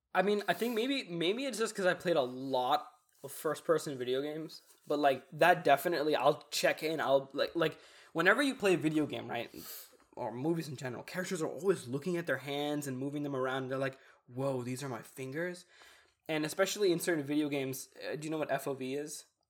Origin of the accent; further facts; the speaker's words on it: Texas, United States; I'm Texan